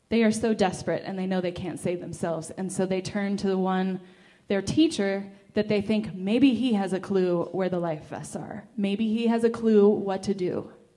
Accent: California, United States; I'm from California

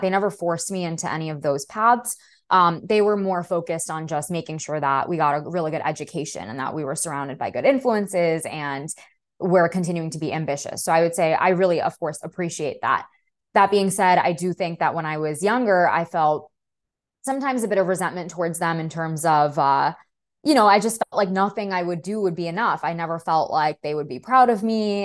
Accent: New York City, New York, United States; first language Russian; English is a second language; I was born and raised in Brooklyn.

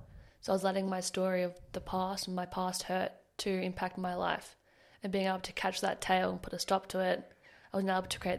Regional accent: Melbourne, Victoria, Australia; now in Sunshine Coast, Australia; Okay, so I'm originally from Melbourne.

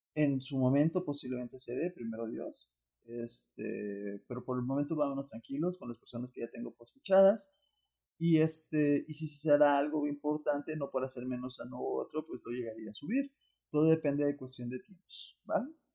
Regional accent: Mexico

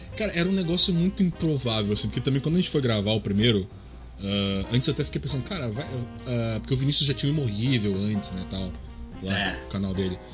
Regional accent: Porto Alegre, Rio Grande do Sul, Brazil; sou de Porto Alegre, sou gaúcho

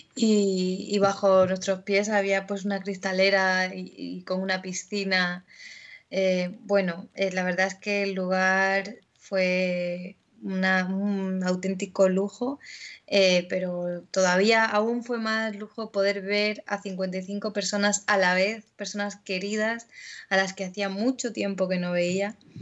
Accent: Melilla, Spain; moved away as an adult; con la compañía melillense Concord, que era una compañía de estudio y de investigación teatral. Y con ellos estuve pues hasta que me fui de Melilla

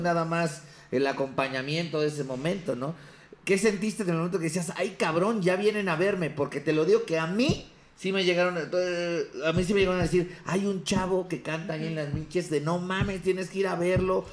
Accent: Ecatepec, State of Mexico, Mexico; yo crecí en Ecatepec

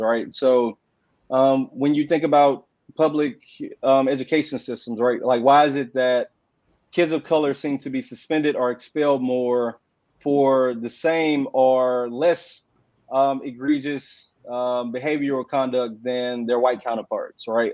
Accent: Houston, Texas, United States; also born or lived in Austin, Texas; I'm originally from Houston. I was raised by my grandparents

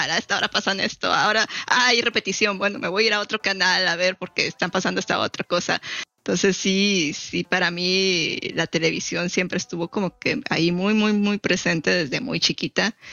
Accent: Mexico; siendo mexicano tienes muy, quieras o no, tienes muy arraigada esta cultura de las telenovelas.

